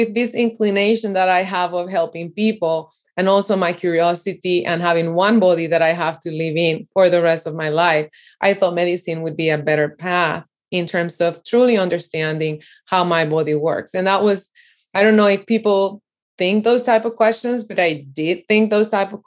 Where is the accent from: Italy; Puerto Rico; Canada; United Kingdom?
Puerto Rico; I grew up in Puerto Rico, and I'm from the beautiful island in the Caribbean.